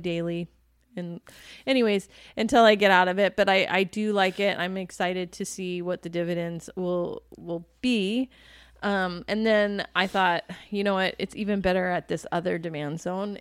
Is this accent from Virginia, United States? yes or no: yes; D.C., Virginia / Washington, United States; now in Arizona, United States; my hometown, Virginia, you know, Washington, D C, Virginia.